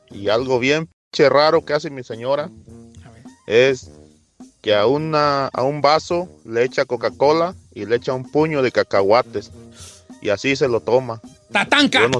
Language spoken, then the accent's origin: Spanish; Michoacán, Mexico; Yo soy de Michoacán y yo no...